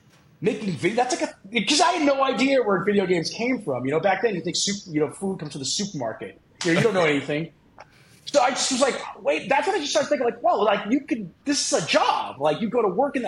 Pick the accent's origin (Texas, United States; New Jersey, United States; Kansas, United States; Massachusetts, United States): Massachusetts, United States; Boston; I grew up in Boston, the Boston area